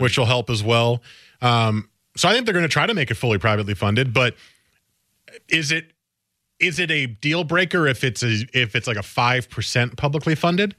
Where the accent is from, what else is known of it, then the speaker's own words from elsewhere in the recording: New Jersey, United States; now in Portland, United States; I grew up in North Jersey